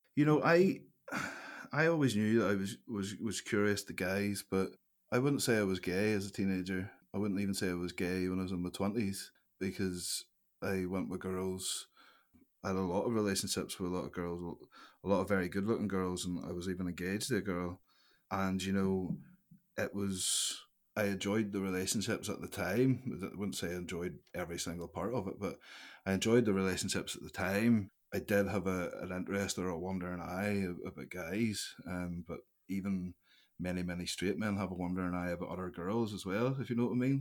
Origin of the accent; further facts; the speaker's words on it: Larne, Northern Ireland, United Kingdom; I grew up in Larne, uh, a slice of Curran Castle. It's a wee village just outside